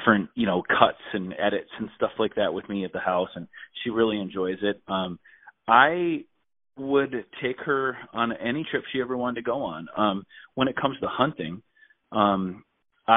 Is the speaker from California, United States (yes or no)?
no; Minnesota, United States; I grew up in Minnesota